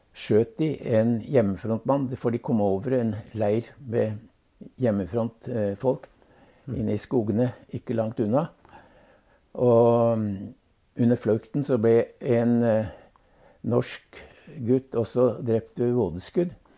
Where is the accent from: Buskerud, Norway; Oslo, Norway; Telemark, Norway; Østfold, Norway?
Telemark, Norway; Bamble; also born or lived in Hellesylt, Sunnmøre / Madagascar; Så ble han sogneprest i Bamble i Telemark. Ja. Og det var egentlig der jeg hadde den vesentlige delen av oppveksten